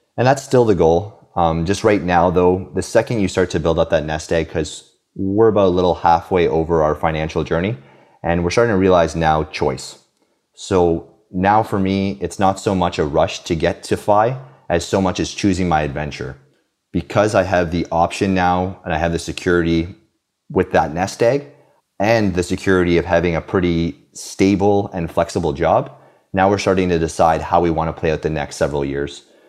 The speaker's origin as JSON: {"language": "English", "country": "Canada", "tie": "born or raised there", "also_born_or_lived": "Romania / Halifax, Nova Scotia / Victoria, British Columbia", "lives_now": "Quebec City, Canada", "said": "I was born in Romania, but actually immigrated to Canada when I was two"}